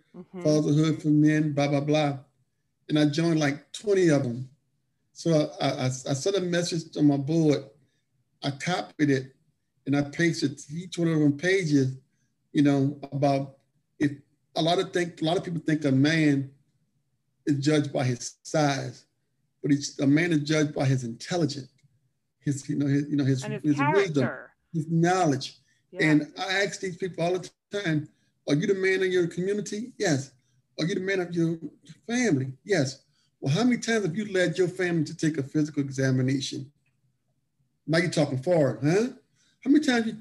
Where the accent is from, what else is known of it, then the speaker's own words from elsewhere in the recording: New Orleans, Louisiana, United States; we're from New Orleans, and I worked for him for many years